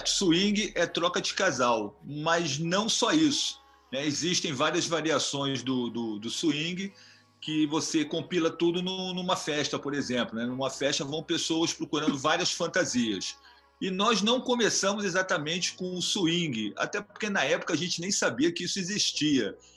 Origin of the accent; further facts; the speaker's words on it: Rio de Janeiro, Brazil; É, nós somos aqui do Rio de Janeiro, né?